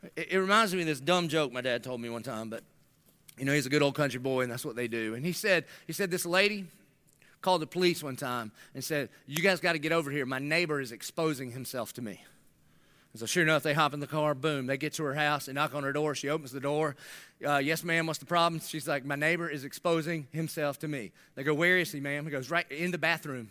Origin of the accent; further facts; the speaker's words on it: United States; being American